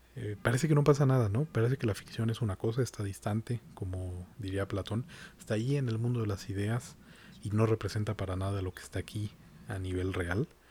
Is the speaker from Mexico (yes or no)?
yes; Mexico; como mexicano